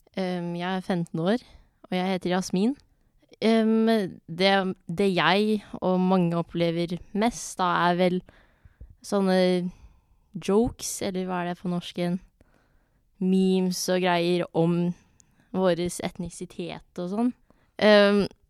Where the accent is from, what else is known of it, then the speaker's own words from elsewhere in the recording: Norway; jeg er født og oppvokst i Norge